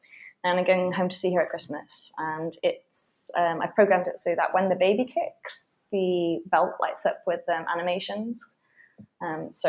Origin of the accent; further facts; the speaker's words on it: United Kingdom; moved away as an adult; also born or lived in London; now in Berlin, Germany; I am British